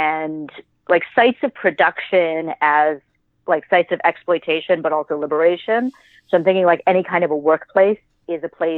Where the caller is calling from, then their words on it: New York City, New York, United States; I am calling from my living room / sewing studio here in very not sunny New York City.